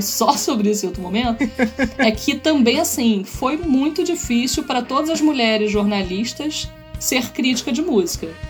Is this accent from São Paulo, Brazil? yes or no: no; Niterói, Rio de Janeiro, Brazil; Niterói, onde a gente morava, onde eu fui criada.